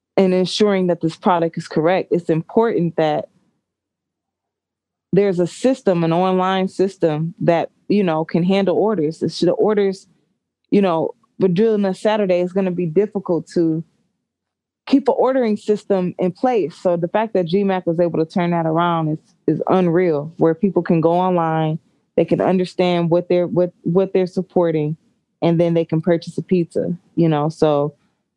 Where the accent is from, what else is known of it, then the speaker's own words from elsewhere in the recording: Warren, Michigan, United States; I grew up in Warren